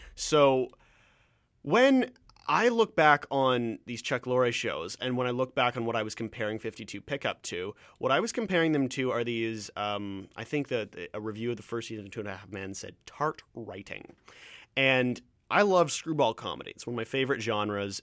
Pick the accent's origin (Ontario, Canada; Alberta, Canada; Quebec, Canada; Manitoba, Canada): Ontario, Canada; accent: Canadian; moved away; I'm from Ontario